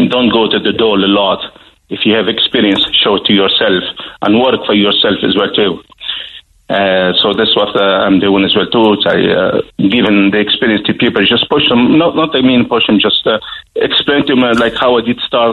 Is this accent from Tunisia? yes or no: yes; Tunisia; now in Ireland; I love my country, Tunisia